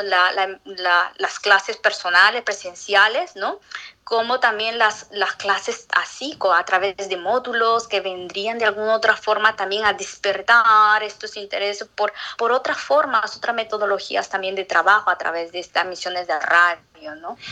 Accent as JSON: {"language": "Spanish", "town": "Atalaya", "region": "Ucayali", "country": "Peru", "also_born_or_lived": "Lima, Peru / Spain", "moved": "as an adult", "lives_now": "Montreal, Canada", "said": "yo soy de Atalay"}